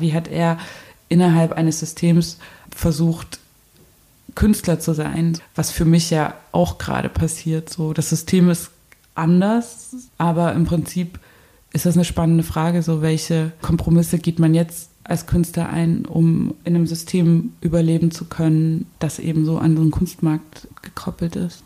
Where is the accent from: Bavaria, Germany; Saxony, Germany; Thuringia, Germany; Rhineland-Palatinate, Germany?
Saxony, Germany; Zwickau; moved away; geboren 1984 in Zwickau, in einem Land, das DDR hieß.